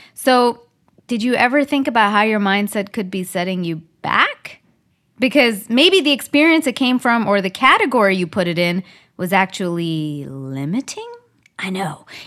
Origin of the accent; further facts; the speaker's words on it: Canada; now in Southern California, United States; I'm from Canada